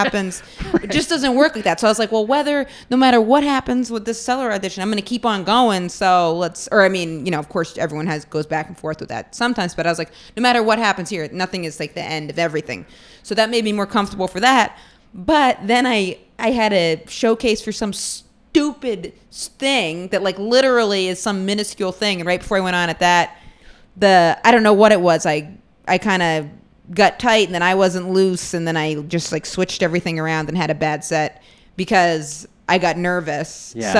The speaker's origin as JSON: {"language": "English", "region": "Maine", "country": "United States", "also_born_or_lived": "Boston", "moved": "yes", "said": "I'm from Maine, but I started comedy in Boston."}